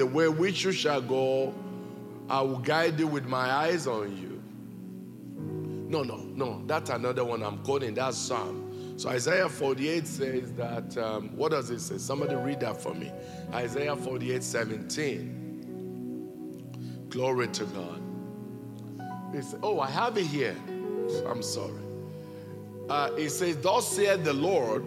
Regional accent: Nigeria; I was born and raised here in Nigeria

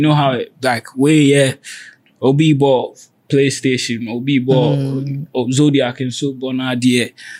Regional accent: Greater Accra, Ghana; I grew up in Shrek Accra.

